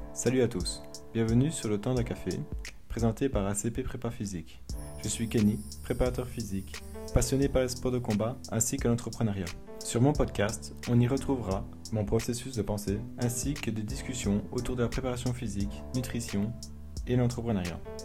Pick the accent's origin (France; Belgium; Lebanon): Belgium; comme je suis belge